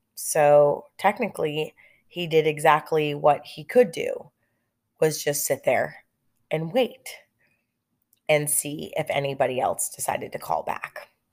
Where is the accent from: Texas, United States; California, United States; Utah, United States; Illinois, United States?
California, United States; Lake Elsinore; I grew up in California and I grew up in Lake Elsinore